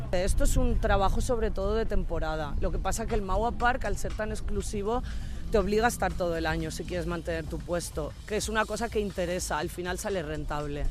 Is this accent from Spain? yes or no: yes; Valencian Community, Spain; now in Berlin, Germany; somos valencianos